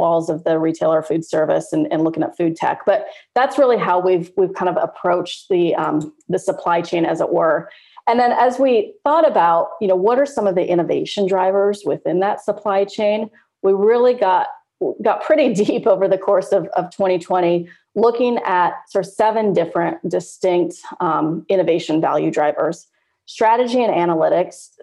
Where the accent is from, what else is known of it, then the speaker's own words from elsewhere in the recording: Turlock, California, United States; moved away; I'm based in Turlock